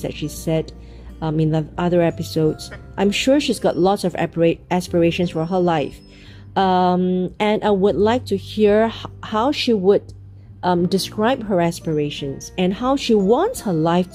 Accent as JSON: {"language": "English", "country": "Singapore", "said": "from where I come from, Asia and Singapore"}